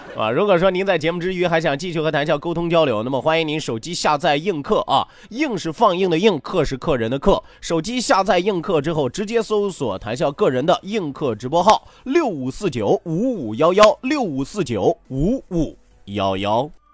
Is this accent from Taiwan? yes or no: no; Shandong, China; 山东孔子早就暴露了咱们山东人愿意说倒装句的习惯了